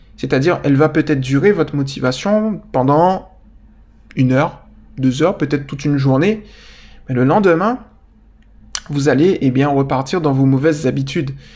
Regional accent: Guadeloupe; moved away; je viens de Guadeloupe

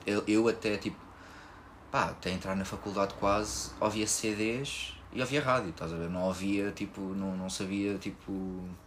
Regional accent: Lisbon, Portugal; Eu sou daqui de Lisboa

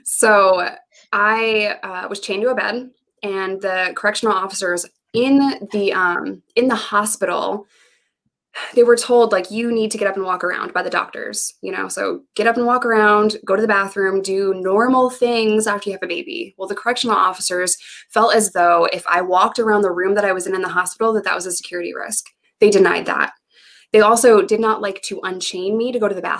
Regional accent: New York, United States; moved away as an adult; also born or lived in Arkansas; I had no family in the state of Arkansas. I'm from New York

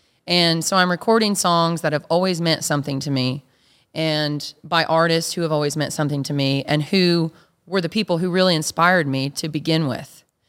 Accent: Two Buttes, Colorado, United States; Yeah, Two Buttes, Colorado. Yep.

